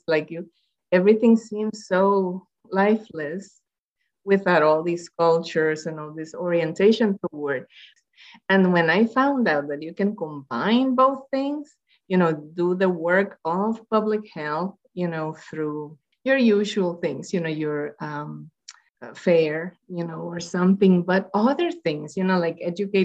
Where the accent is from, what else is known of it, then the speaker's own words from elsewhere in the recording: Puerto Rico; moved away; I'm Latina, you know, I'm from Puerto Rico